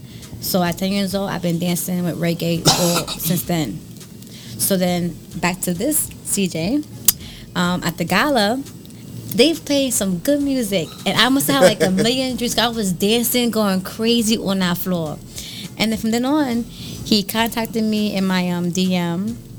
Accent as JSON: {"language": "English", "area": "Long Island", "region": "New York", "country": "United States", "tie": "born or raised there", "lives_now": "Brooklyn, United States", "said": "So I was born in Long Island, but I live in Brooklyn."}